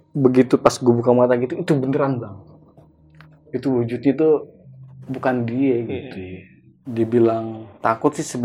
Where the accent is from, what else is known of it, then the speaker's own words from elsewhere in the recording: Pandeglang, Banten, Indonesia; karena kan gue orang asli Pandeglang bang